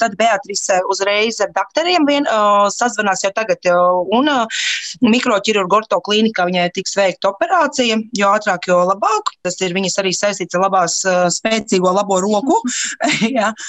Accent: Latvia; mēs no Latvijas esam

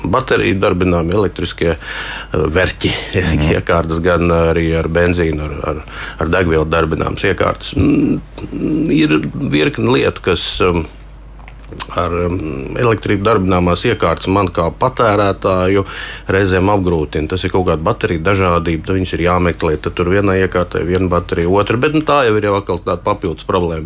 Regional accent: Latvia; es esmu no Latvijas

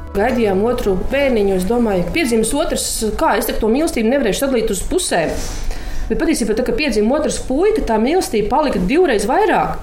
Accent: Latvia; also born or lived in Mārupe Municipality; Mēs lepojamies ar to, ka esam latvieši

